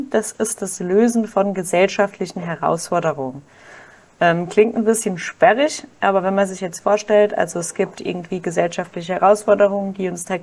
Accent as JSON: {"language": "German", "town": "Kaiserslautern", "region": "Rhineland-Palatinate", "country": "Germany", "said": "Ich komme aus Kaiserslautern"}